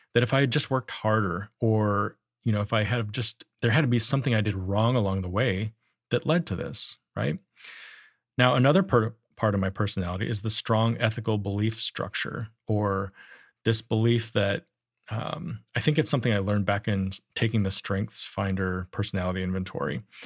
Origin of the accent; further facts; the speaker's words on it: Powell, Wyoming, United States; I grew up in Powell, Wyoming